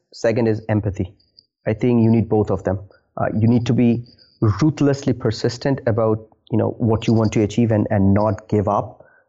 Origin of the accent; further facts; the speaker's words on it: India; Interesting fact is I am originally from India.